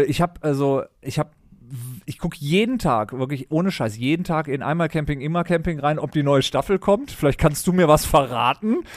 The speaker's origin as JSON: {"language": "German", "town": "Düsseldorf", "region": "North Rhine-Westphalia", "country": "Germany", "tie": "born or raised there", "also_born_or_lived": "Berlin", "moved": "as an adult", "said": "als gebürtiger Düsseldorfer in Berlin gelebt"}